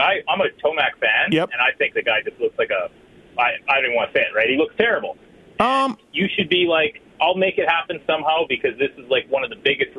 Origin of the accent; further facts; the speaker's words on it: Canada; I'm Canadian